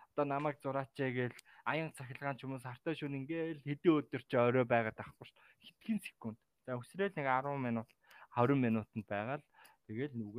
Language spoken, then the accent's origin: Mongolian; Mongolia; also born or lived in Taiwan; Би Монгол улсын иргэн те. Монгол улсад төрсэн газар их газрыг л мэднэ.